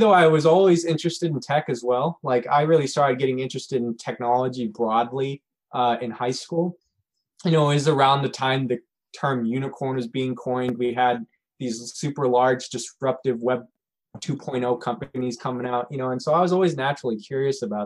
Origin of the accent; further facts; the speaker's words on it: Jersey Village, Texas, United States; moved away; I'm originally from Jersey Village, Texas, a suburb outside of Houston